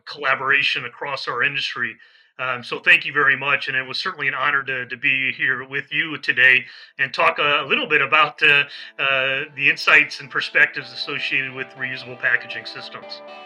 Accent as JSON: {"language": "English", "region": "Midwest", "country": "United States", "tie": "born or raised there", "also_born_or_lived": "San Diego, California / Washington D.C. / Florida", "moved": "as an adult", "lives_now": "Mid-Atlantic, United States", "said": "I'm a Midwesterner. That's where I, I was born and raised"}